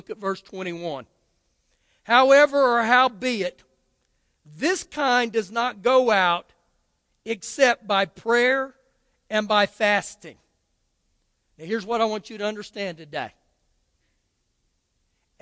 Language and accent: English; United States; as an American